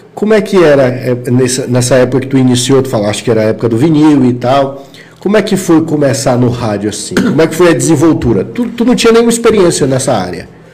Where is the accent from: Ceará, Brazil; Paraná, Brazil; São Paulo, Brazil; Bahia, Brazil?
Ceará, Brazil; also born or lived in Roraima; now in Boa Vista, Brazil; eu sou cearense